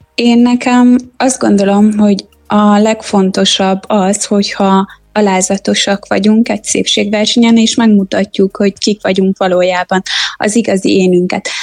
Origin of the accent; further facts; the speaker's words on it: Transylvania, Romania; Erdély magyar lányként